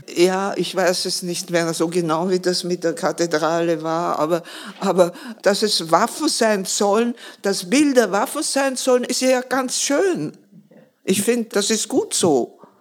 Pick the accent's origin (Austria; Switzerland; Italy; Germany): Austria; Vienna; Ich bin 1933 geboren. Meine Kindheit habe ich im Zweiten Weltkrieg erlebt. Ich habe alle Bombenangriffe auf Wien erlebt